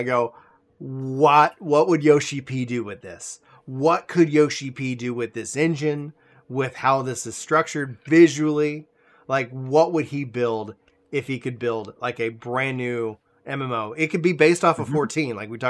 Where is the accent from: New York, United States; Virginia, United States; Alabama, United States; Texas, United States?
Texas, United States; Nacogdoches; I grew up, I was born out in East Texas, Nacogdoches, for anybody who knows the area. Neck of nowhere, all the land of tall women and virgin pines